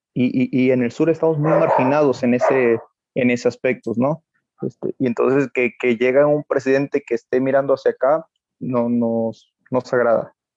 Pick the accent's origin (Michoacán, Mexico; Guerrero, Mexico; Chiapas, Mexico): Chiapas, Mexico; Reforma; Yo soy de Reforma Chiapas, de Reforma Chiapas